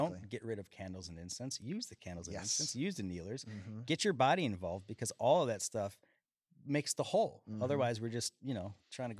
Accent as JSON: {"language": "English", "town": "Chicago", "region": "Illinois", "country": "United States", "tie": "born or raised there", "said": "So I grew up in Chicago, Illinois. mm-hmm. and started playing music out there."}